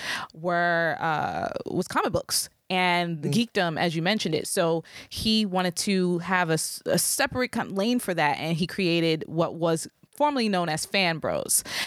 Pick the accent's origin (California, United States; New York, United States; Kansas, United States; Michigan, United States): New York, United States; New York City; I'm from East New York. So Brooklyn.